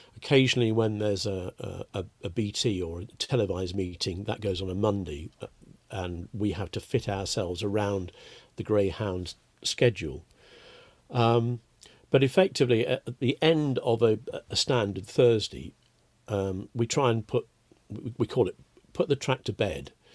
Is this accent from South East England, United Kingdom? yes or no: no; West Midlands, United Kingdom; also born or lived in London; when I was a child, when we moved from London up to the West Midlands